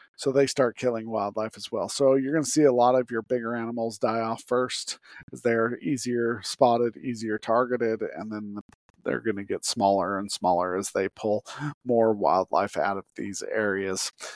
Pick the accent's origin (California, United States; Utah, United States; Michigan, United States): Utah, United States; I grew up in Utah